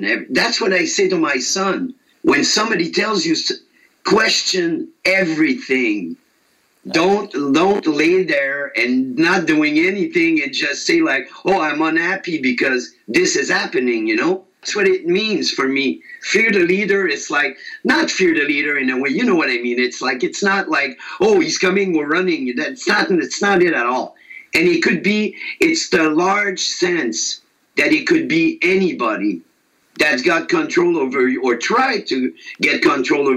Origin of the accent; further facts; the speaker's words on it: Quebec, Canada; I'm from Quebec, Canada, which we're French-speaking.